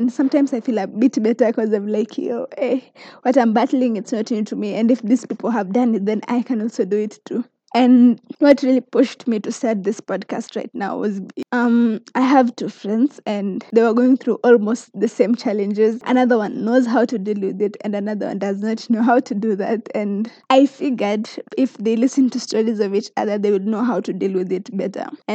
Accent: Kericho, Kericho County, Kenya; moved away as an adult; now in Nakuru County, Kenya; I come from Kericho, Kenya, but currently in Nakuru County

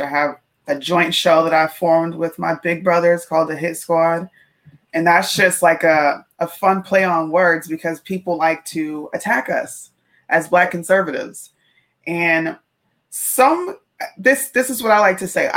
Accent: Charlotte, North Carolina, United States; moved away as an adult; also born or lived in Pennsylvania; now in Okinawa, Japan; I was born in Pennsylvania, but I moved to Charlotte. I spent most of my life there. So I'm a Southern girl

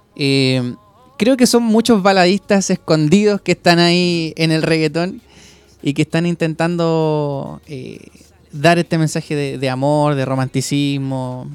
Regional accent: Maipú, Santiago Metropolitan Region, Chile; vengo de la comuna de Maipú

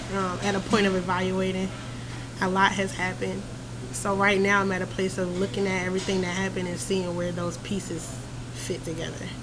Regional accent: Philadelphia, Pennsylvania, United States; now in Augusta, United States; I was born in Philadelphia.

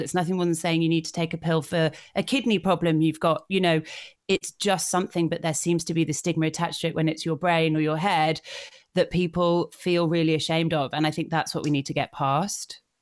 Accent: Yorkshire and the Humber, United Kingdom; I grew up in North Yorkshire, and so I, I love my home county

